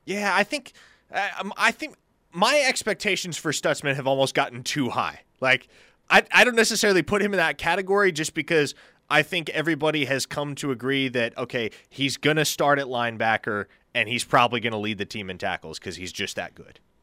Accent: Nebraska, United States; moved away; my home state

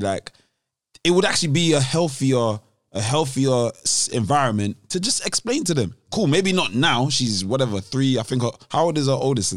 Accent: London, United Kingdom; being from London

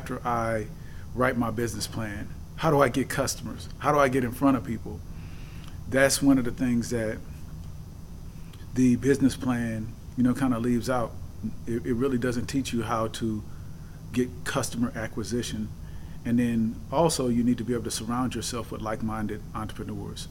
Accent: San Francisco, California, United States; I was born and raised in San Francisco, California

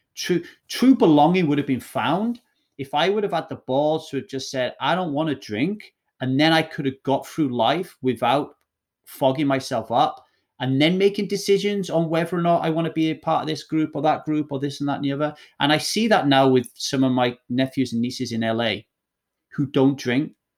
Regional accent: Ogmore Vale, Wales, United Kingdom; also born or lived in Manchester, England; I grew up in a little valley called Ogmore Vale

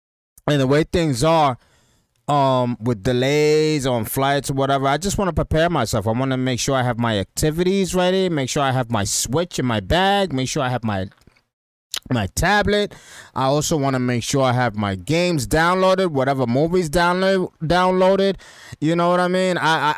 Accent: Dominican Republic; now in Depew, United States; And we're gonna meet over there in Dominican Republic. You know what I mean? And in Punta Cana, that's where we're meeting. You know what I mean? My home country.

